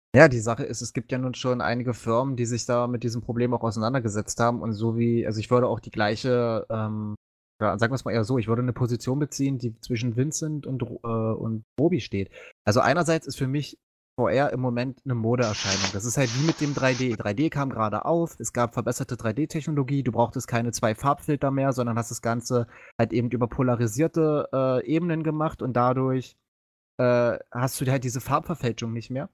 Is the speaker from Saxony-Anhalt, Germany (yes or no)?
yes; Magdeburg, Saxony-Anhalt, Germany; ich komme auch nun aus Magdeburg